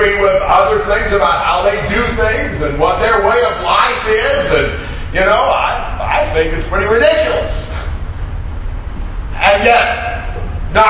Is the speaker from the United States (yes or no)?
yes; United States; moved away as an adult; now in Brazil; I grew up here, I'm American